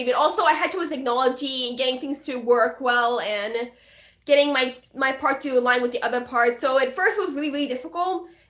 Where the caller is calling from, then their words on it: Hockessin, Delaware, United States; I'm talking from Delaware.